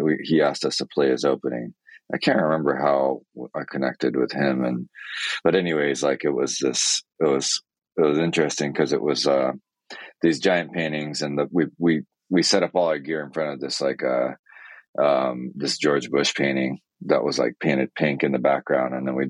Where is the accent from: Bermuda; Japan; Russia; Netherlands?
Japan; Niigata; born there; So I was born in Japan in Niigata, which is northwest on the main island.